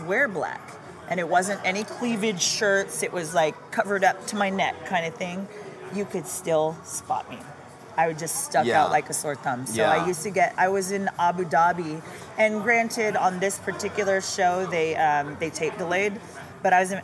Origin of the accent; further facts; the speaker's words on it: Cayman Islands; now in Las Vegas, United States; I was born in the Cayman Islands